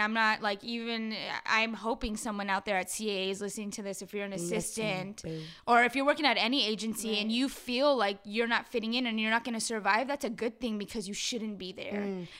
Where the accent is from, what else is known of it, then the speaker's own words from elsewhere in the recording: Los Angeles, California, United States; I grew up in Pacoima. Like, I grew up in Chicano culture.